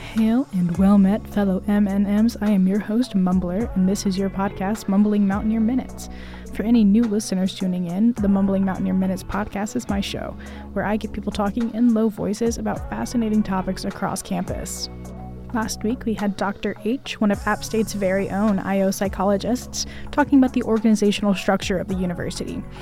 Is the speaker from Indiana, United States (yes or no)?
no; Cary, North Carolina, United States; I am from Cary